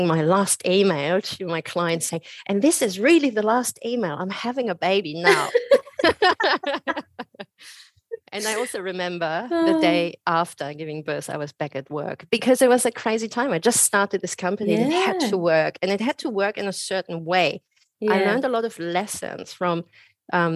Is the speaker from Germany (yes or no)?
yes; Germany; moved away as an adult; also born or lived in Australia; now in Byron Bay, Australia; I'm originally from Germany